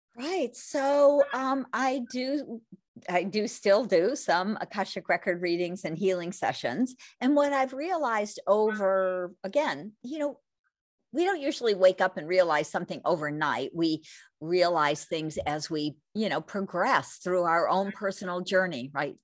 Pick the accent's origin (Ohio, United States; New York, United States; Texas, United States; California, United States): California, United States; growing up in California, back in the sixties, seventies, and eighties